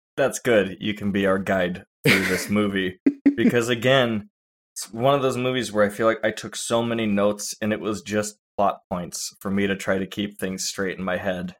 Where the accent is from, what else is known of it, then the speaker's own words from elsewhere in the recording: California, United States; I'm from California